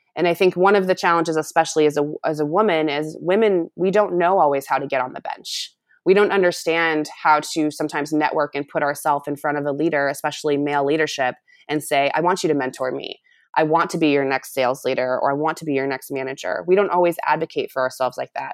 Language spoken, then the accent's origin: English; United States; also born or lived in Africa; coming back to the United States and making an impact here at home